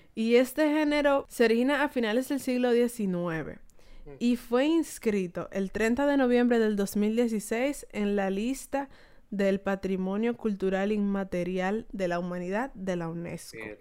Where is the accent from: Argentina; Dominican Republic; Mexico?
Dominican Republic; nuestro país